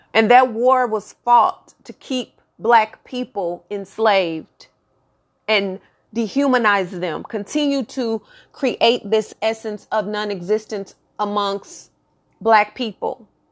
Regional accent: Texas, United States; born and raised in Texas

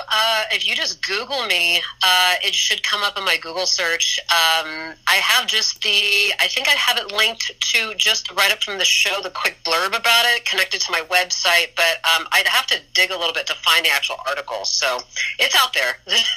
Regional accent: Los Angeles, California, United States; also born or lived in Portland; I'm born and raised in Los Angeles.

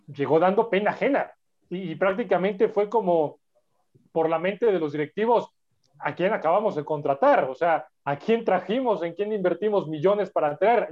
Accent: Mexico; ser mexicano como todos los que estamos en este, en este programa

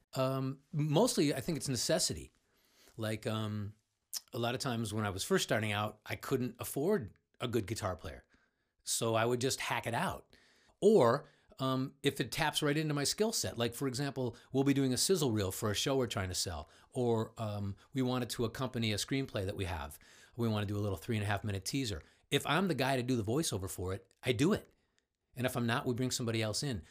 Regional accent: Cleveland, Ohio, United States; I grew up in Cleveland, just uh, son of a bricklayer

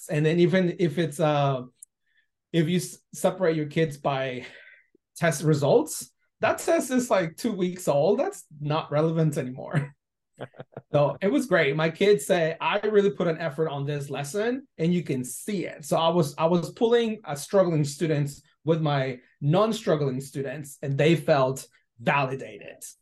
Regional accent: Guadalajara, Jalisco, Mexico; English is a second language; moved away as an adult; now in United States; I'm originally from Guadalajara. I came to this country not knowing any English, and when I came to the U.S., I did university you know level because I finished high school in Mexico

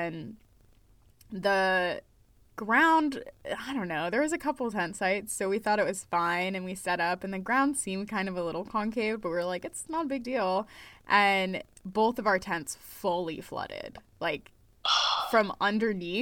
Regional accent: Maine, United States; I'm from Maine.

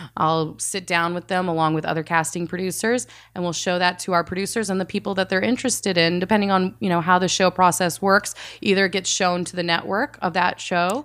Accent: the South, Texas, United States; also born or lived in Saudi Arabia / Georgia / Indiana; I mostly grew up in the South

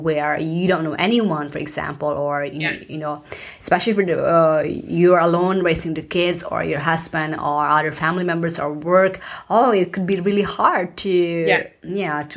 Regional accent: Philippines; now in United States; I was born in the Philippines and I migrated to the US, and this is not my home country

